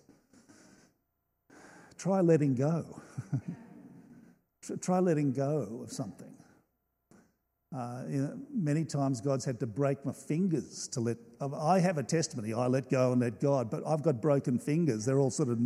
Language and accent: English; Australia; I love being an Australian